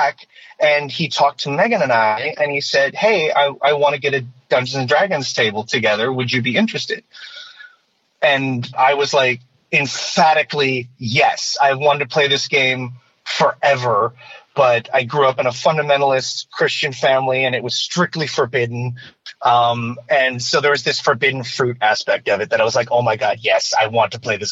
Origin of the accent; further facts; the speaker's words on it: Michigan, United States; moved away as an adult; now in Altadena, United States; growing up in the Midwest